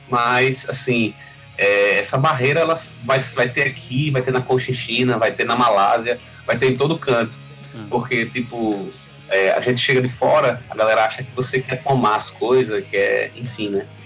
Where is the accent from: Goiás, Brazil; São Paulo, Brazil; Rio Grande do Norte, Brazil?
Rio Grande do Norte, Brazil; Natal; moved away as an adult; now in Mossoró, Brazil; eu sou de Natal, nascido. eu sou de Natal você... e moro aqui em Mossoró, vai fazer 11 anos agora.